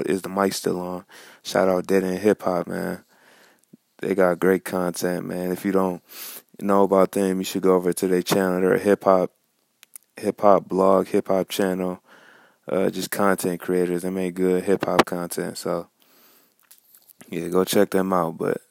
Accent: Farmington Hills, Michigan, United States; I'm from Farmington Hills, Michigan

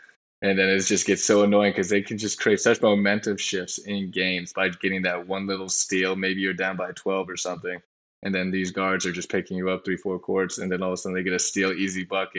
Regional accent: Southern Orange County, California, United States; also born or lived in Los Angeles / South Bend, Indiana; I'm from Southern Orange County

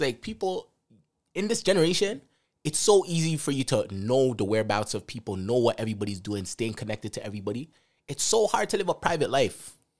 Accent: Jamaica; Jamaica, I'm from Jamaica.

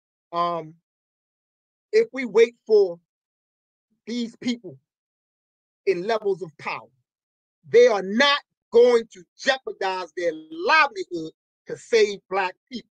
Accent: Baltimore, Maryland, United States; In the lower part of Park Heights, I'm talking about from Cold Spring all the way down to Park Circle, Reisterstown Road to Green Spring Avenue. That's a huge area. Yeah. There is not a single school. Dr. Martin Luther King, the school I went to, is closed down

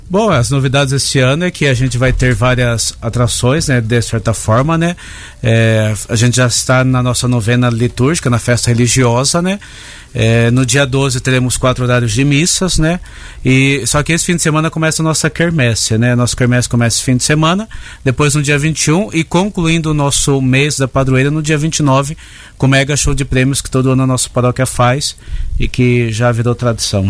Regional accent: Limeira, São Paulo, Brazil; moved away as an adult; also born or lived in Leme; now in Americana, Brazil; Eu sou da cidade de Limeira

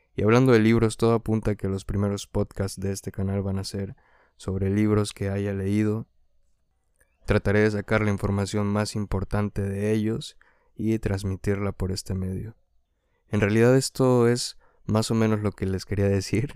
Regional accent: Tulancingo, Hidalgo, Mexico; moved away; also born or lived in Huejutla, Hidalgo; Nací en Tulancingo Hidalgo, es un lugar muy bonito, me gusta ir allá a menudo

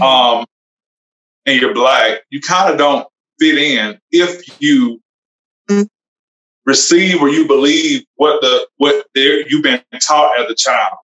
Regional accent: Alabama, United States; also born or lived in Georgia; I am from actually from Alabama

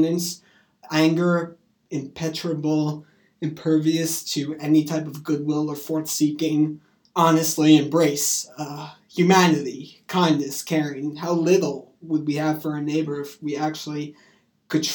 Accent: New York, United States; I come from New York

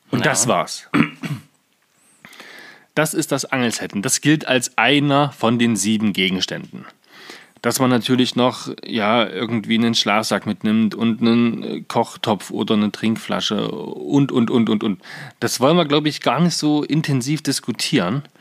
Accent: Saxony-Anhalt, Germany; gibt es einen jungen Mann aus Magdeburg, was ja quasi die Landeshauptstadt von Sachsen-Anhalt ist. Und wir sind ja aus Sachsen-Anhalt.

